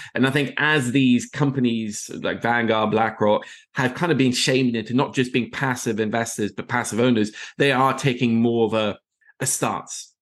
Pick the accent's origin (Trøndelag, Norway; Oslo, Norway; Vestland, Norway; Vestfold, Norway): Oslo, Norway; moved away as an adult; also born or lived in Middle East; I am from Oslo, Norway originally